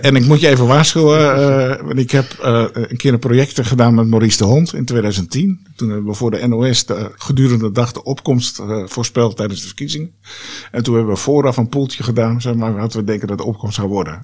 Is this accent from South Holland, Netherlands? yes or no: no; Haarlem, North Holland, Netherlands; moved away; also born or lived in Amsterdam / Lelystad; ik ben eh, eh, opgegroeid in Haarlem, geboren in Amsterdam, maar ik ben echt in Haarlem opgegroeid